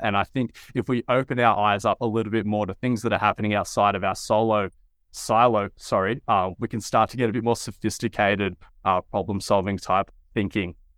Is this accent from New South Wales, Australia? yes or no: yes; Wollongong, New South Wales, Australia; also born or lived in Sydney; I'm from a town, Wollongong, a coastal town about an hour and a half south of Sydney